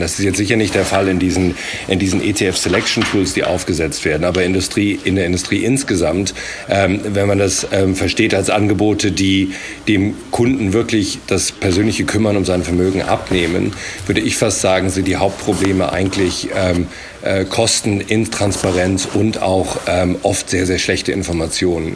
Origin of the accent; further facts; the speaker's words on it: England, United Kingdom; moved away as an adult; also born or lived in Germany / London; now in Berlin, Germany; ich bin in Deutschland geboren, aber in England aufgewachsen und bin jetzt seit äh, drei Jahren hier in Berlin